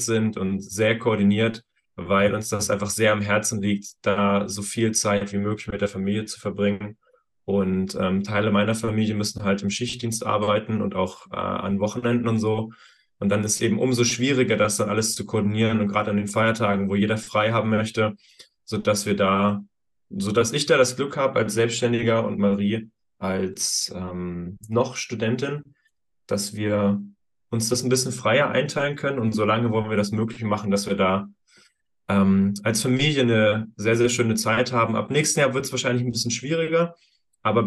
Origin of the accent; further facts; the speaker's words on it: Thuringia, Germany; moved away; Ich komme ursprünglich aus Thüringen